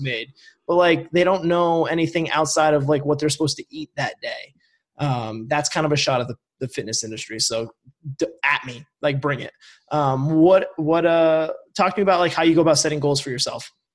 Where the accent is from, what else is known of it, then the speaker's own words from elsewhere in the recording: Vermont, United States; I'm from Vermont